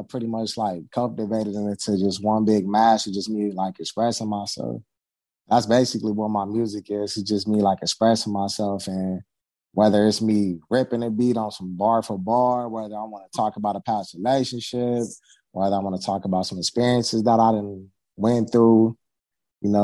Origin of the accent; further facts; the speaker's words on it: Southern California, United States; I'm from California. Yes, I am. Southern California